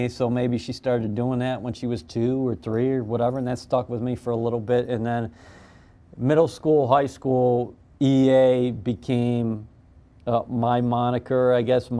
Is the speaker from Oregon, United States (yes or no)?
no; Buffalo, New York, United States; I grew up in Buffalo